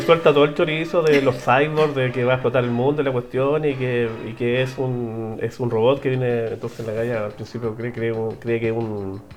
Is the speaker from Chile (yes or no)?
yes; Los Andes, Valparaíso, Chile; yo soy de los Andes